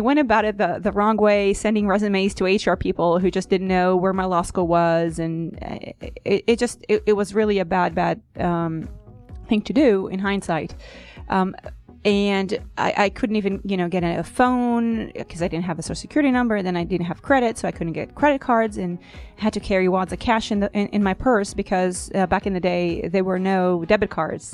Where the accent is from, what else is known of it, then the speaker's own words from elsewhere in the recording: Israel; moved away as an adult; also born or lived in New York; now in United States; I was born and raised in Israel